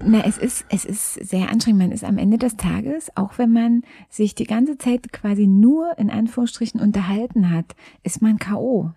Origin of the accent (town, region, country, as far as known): Frankfurt, Brandenburg, Germany; born or raised there